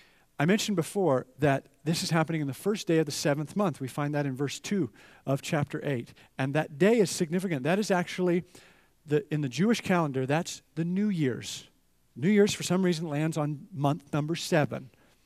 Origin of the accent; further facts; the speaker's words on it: Edmonton, Alberta, Canada; So, grew up in Canada, and in Edmonton, they had ski hills right in the city, and I would take the bus with all my ski equipment, and I would ski about 5 days a week.